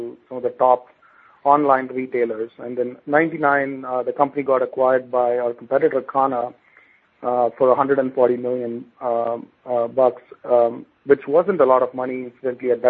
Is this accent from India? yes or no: yes; India; moved away as an adult; now in United States; my personal background is I grew up in India